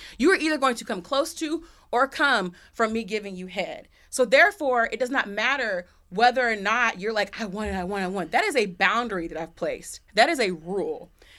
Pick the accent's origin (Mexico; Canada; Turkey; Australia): Australia; And like, I'm from Australia.